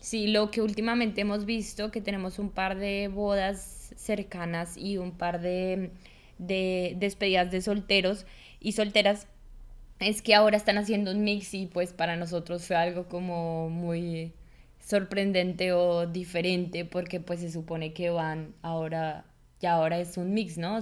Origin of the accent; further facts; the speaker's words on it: Colombia; now in Germany; una colombiana